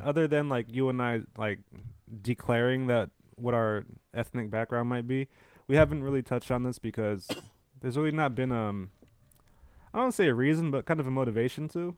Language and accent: English; San Francisco, California, United States; I'm born in raised in San Francisco